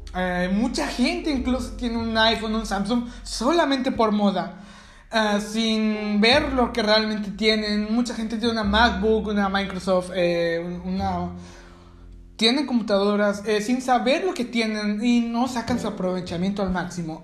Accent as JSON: {"language": "Spanish", "country": "Mexico", "said": "aquí en mi país, en México"}